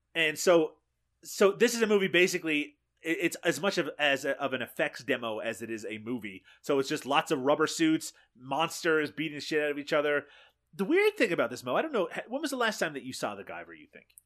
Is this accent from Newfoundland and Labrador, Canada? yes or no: yes; Newfoundland and Labrador, Canada; moved away; I'm from Newfoundland, eh, here in Canada, uh, originally.